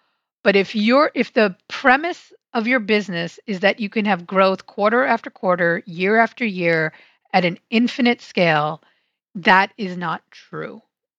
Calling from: Silver Spring, Maryland, United States; So I am in the greater DC area in Silver Spring, Maryland, which is right outside DC.

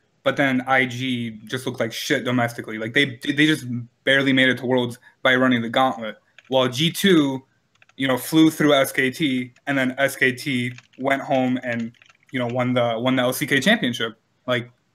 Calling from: Illinois, United States; I'm calling from Illinois

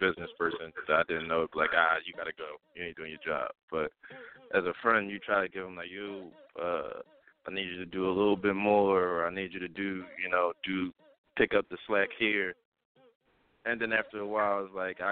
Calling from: Philadelphia, Pennsylvania, United States; Calling from West Philly.

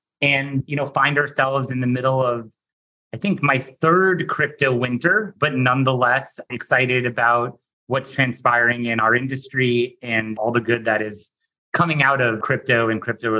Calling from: New York, United States; I am calling in from New York

